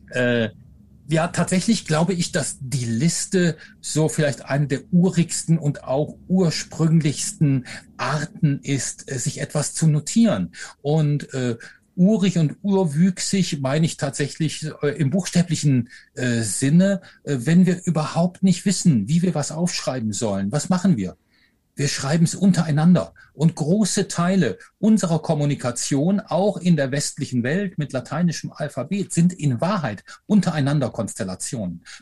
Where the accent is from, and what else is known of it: Rhineland, Germany